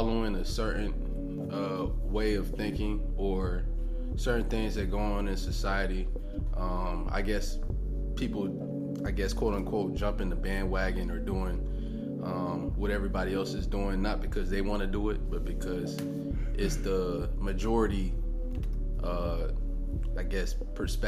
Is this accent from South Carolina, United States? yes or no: yes; Columbia, South Carolina, United States; I'm from from Columbia, South Carolina